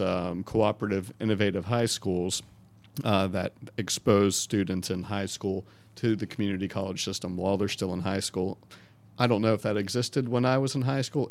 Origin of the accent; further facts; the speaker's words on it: Wake County, North Carolina, United States; I grew up in Wake County public schools